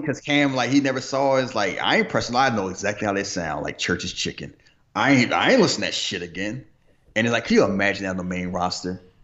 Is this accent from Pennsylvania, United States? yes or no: yes; Philadelphia, Pennsylvania, United States; I'm from Philly.